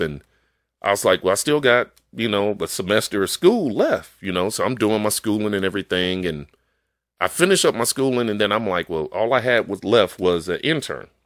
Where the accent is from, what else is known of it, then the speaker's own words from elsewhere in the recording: Chicago, Illinois, United States; moved away; I grew up in Chicago